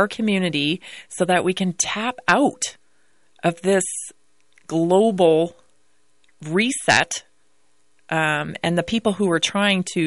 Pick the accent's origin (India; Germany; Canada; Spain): Canada; Victoria, British Columbia; moved away as an adult; now in United States; I have family over there, and I'm from Canada, Victoria, British Columbia